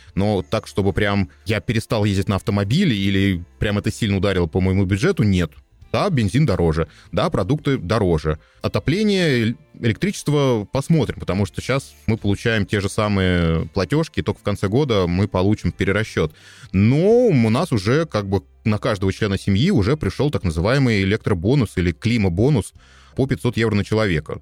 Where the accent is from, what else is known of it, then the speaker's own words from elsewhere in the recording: Russia; moved away as an adult; also born or lived in Moscow; now in Austria; я из России